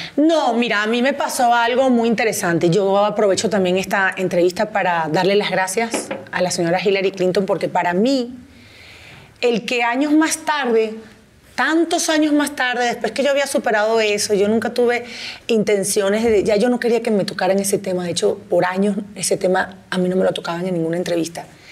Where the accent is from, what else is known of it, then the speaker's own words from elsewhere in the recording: Venezuela; moved away as an adult; now in Mexico; En mi país